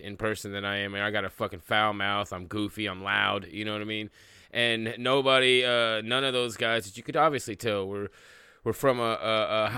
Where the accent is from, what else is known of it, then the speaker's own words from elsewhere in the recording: Tulsa, Oklahoma, United States; I grew up in Tulsa.